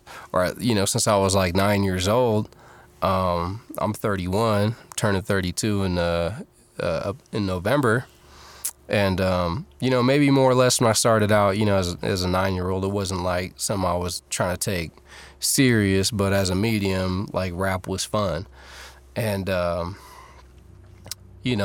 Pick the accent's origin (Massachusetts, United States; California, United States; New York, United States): California, United States; Fairfield; also born or lived in San Francisco, California / Oakland, California; I was born in San Francisco, and I was raised in the suburbs, Fairfield, California